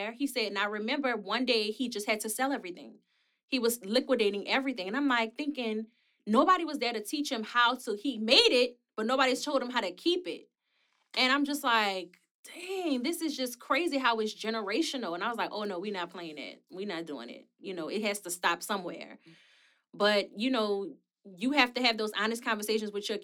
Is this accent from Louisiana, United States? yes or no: yes; New Orleans, Louisiana, United States; also born or lived in West Bank, New Orleans; I'm from New Orleans East, but we did move to the West Bank